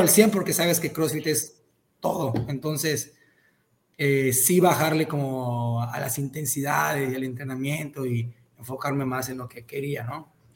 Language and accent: Spanish; Cozumel, Quintana Roo, Mexico; moved away as an adult; now in Mérida, Mexico; yo soy de Cozumel, Quintana Roo, pero ahorita vivo en Mérida, llevo viviendo acá cuatro, cinco, dos mil dieciocho, me vine para acá